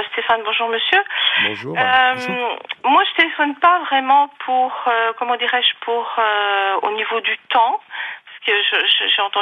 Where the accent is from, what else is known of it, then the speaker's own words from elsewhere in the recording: Territoire de Belfort, Bourgogne-Franche-Comté, France; moved away as an adult; je suis revenue en Franche-Comté parce que je suis de Franche-Comté, je suis mmh. du territoire de Belfort.